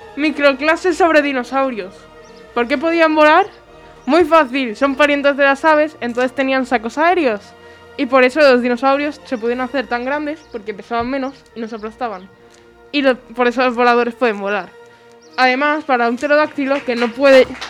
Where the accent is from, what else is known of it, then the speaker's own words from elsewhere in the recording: Spain; somos los españoles